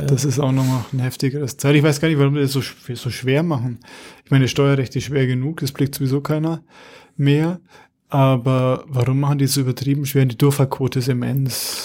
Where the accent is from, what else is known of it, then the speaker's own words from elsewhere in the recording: Munich, Bavaria, Germany; als Münchner